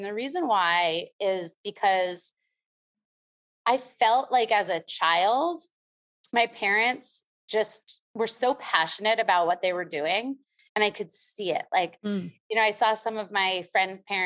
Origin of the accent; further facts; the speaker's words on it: New York, United States; I'm from New York.